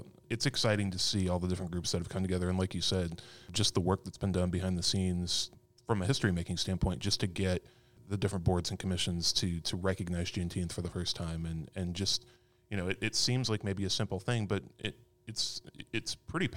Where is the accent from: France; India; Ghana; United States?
United States; Arizona; moved away; I grew up in Arizona, and going through middle school and high school